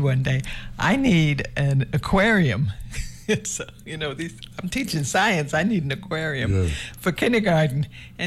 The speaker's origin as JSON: {"language": "English", "town": "Boston", "region": "Massachusetts", "country": "United States", "moved": "yes", "said": "Originally from Boston"}